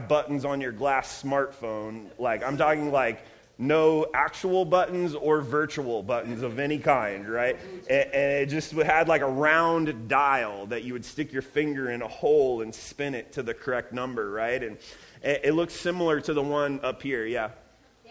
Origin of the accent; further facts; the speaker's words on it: Ohio, United States; now in Redlands, United States; I'm from Ohio, so yes, I said granny and pap